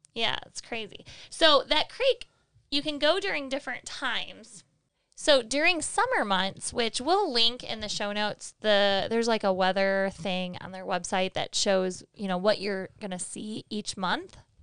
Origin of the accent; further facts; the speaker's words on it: Michigan, United States; we're from Michigan